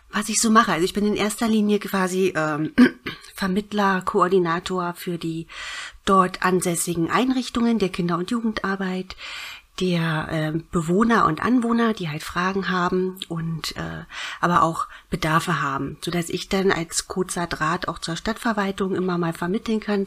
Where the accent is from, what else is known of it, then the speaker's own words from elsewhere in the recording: Berlin, Germany; moved away; ich bin ja äh, ursprünglich Berlinerin.